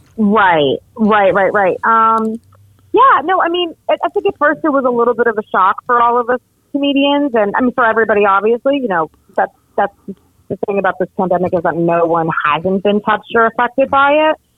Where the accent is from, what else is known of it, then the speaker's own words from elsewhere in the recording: Miami, Florida, United States; also born or lived in North Jersey, New Jersey; I did grow up and was raised in Miami